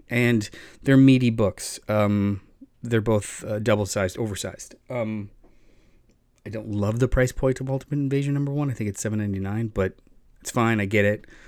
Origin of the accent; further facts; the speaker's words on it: Florida, United States; growing up in Florida